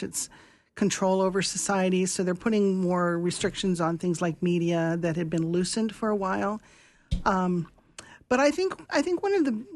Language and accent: English; United States; also born or lived in China; I'm from the United States